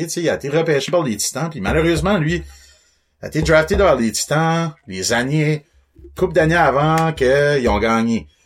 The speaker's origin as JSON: {"language": "French", "town": "Beresford", "region": "New Brunswick", "country": "Canada", "tie": "born or raised there", "said": "je viens de Beresford. Euh, pas mal resté là toute ma vie"}